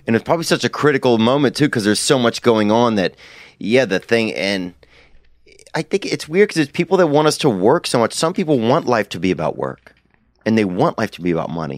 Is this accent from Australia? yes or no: no; the South, United States; I'm from the South